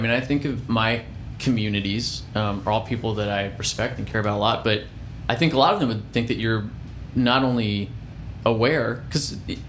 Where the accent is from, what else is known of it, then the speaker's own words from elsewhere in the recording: Florida, United States; I grew up in Florida, and I feel the same way about